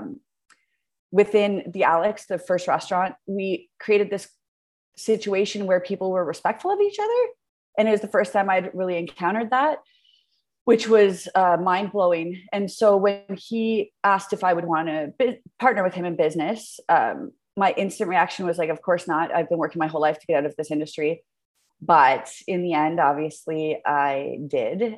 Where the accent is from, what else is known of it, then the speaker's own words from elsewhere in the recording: Hamilton, Ontario, Canada; I'm born and raised in Hamilton, which I'm super proud